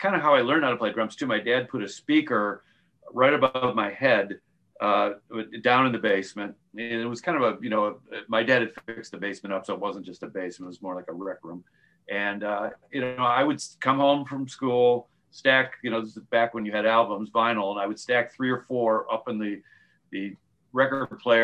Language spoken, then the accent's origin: English; suburb of Chicago, Illinois, United States; moved away as an adult; also born or lived in Syracuse, New York; now in California, United States; my dad got transferred to Chicago, so we lived in a suburb of Chicago.